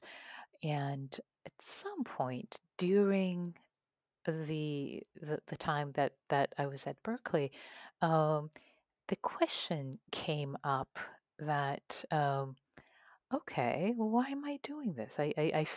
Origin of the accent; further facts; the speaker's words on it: Tehran, Tehran Province, Iran; moved away; ever since I was a kid, growing up in Tehran, Iran. I used to read poetry of Rumi and Hafez in Farsi